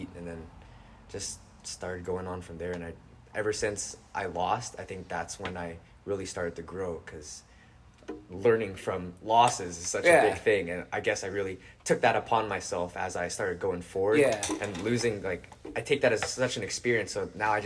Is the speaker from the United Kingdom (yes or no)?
no; Hawaii, United States; I grew up in Hawaii